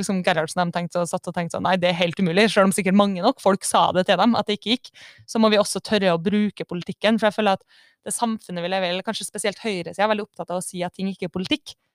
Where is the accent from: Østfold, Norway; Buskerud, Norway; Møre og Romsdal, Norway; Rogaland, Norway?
Møre og Romsdal, Norway; Kristiansund; jeg kommer fra Kristiansund